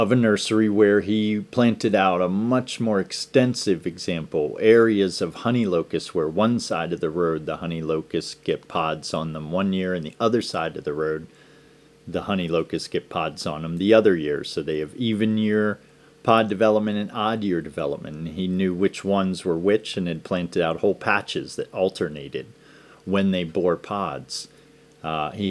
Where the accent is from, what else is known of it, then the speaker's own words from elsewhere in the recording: Downingtown, Pennsylvania, United States; growing up in Pennsylvania, in Downingtown, Pennsylvania.